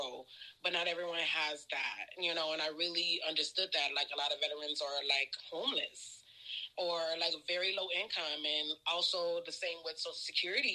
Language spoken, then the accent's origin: English; Texas, United States; also born or lived in Whidbey Island, Washington; now in Portland, United States; I am originally from Texas. I've been here in Portland, actually, for like... 3 years, I think